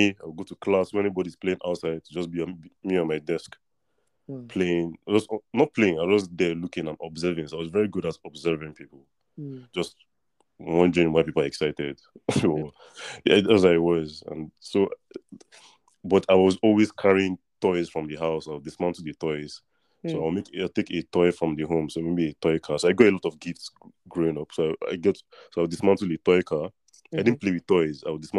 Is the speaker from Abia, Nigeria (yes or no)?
no; Lagos, Nigeria; also born or lived in Russia; And then I was born in Russia, and then when I came to Lagos, Nigeria, I went to a primary school